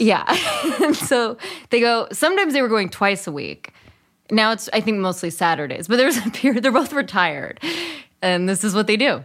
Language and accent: English; Berkeley, California, United States; also born or lived in East Bay, California; I grew up in Berkeley